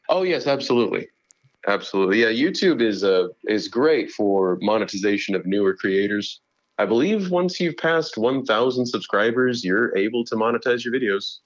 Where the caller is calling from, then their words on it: Fort Worth, Texas, United States; I am calling in from my home in Fort Worth, Texas.